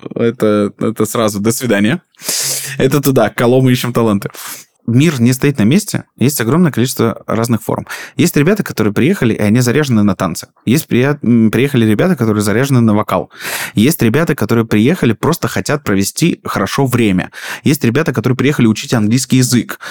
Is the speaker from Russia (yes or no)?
yes; Rostov Oblast, Russia; moved away as an adult; also born or lived in Krasnodar; я приехал, такая звездочка из Ростовской области